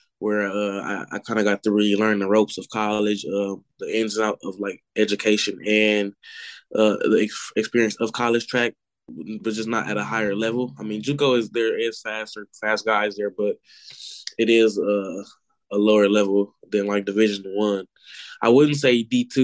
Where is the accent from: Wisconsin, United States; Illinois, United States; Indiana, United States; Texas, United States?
Wisconsin, United States; Milwaukee; we're from Milwaukee